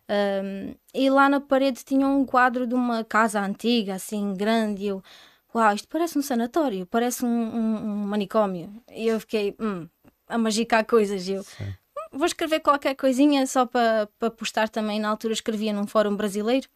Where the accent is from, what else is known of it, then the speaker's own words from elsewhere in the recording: Odemira, Alentejo, Portugal; sou natural aqui de, de Odmira